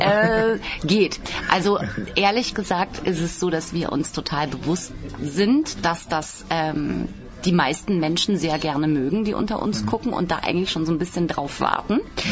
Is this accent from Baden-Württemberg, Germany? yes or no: yes; Baden-Baden, Baden-Württemberg, Germany; Ich komme aus Badebade.